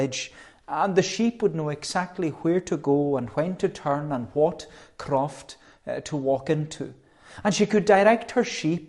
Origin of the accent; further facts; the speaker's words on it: Melbourne, Victoria, Australia; when I was growing up in Melbourne, there was one woman in particular, and she loved her sheep.